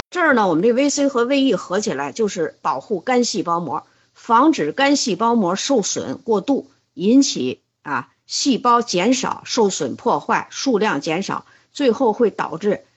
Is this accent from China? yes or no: yes; China; 我们中国人叫乙肝大国啊